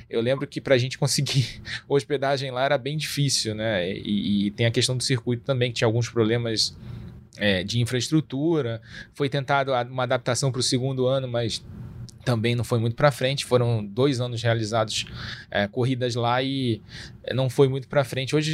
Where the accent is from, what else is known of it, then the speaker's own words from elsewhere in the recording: Rio de Janeiro, Brazil; eu sou carioca, moro no Rio de Janeiro.